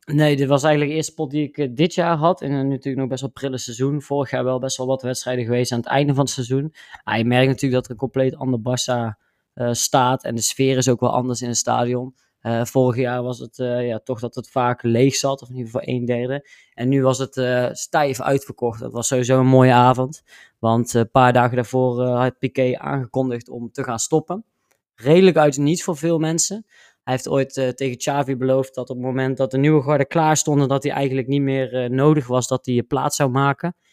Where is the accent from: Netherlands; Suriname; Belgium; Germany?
Netherlands; wij als Nederlanders